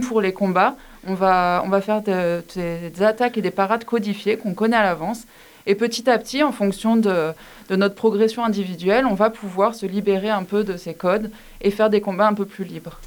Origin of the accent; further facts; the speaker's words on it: Montpellier, Occitania, France; also born or lived in Besançon; je viens de Montpellier, donc j'ai été formée au club de Montpellier